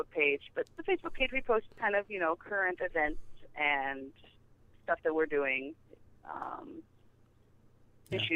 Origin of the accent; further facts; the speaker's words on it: Kansas City, United States; now in New York, United States; I'm from Kansas City